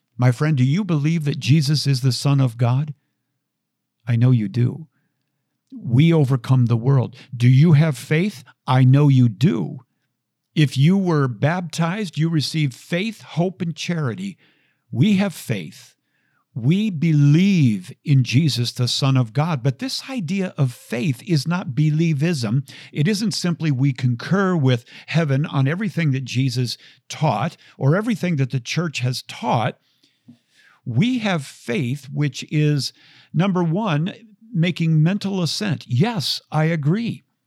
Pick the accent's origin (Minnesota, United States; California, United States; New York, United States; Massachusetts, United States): Minnesota, United States; Minneapolis; growing up in the Twin Cities.